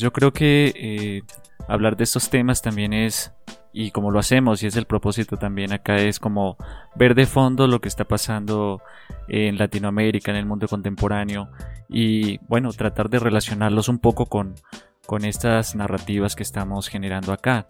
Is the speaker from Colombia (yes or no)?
yes; Colombia; yo soy de un pueblo en Colombia